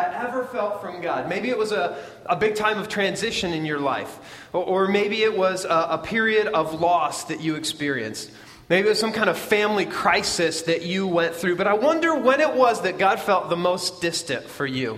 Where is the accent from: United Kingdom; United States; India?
United States; Midwest; moved away as an adult; we're from the Midwest, so we know what corn looks like.